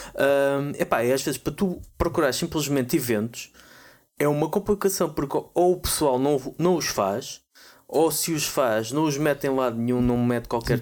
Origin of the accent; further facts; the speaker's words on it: Portugal; nós portugueses, Portugal